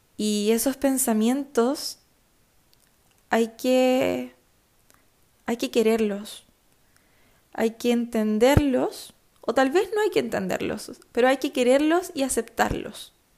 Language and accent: Spanish; Chillán, Ñuble, Chile; Chillán. Conmemoración de mi ciudad natal